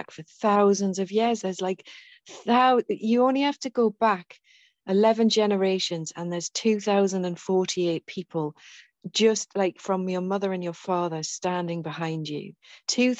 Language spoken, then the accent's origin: English; England, United Kingdom; I'm from England, I'm from the UK, so this land, my lineage, goes all the way back through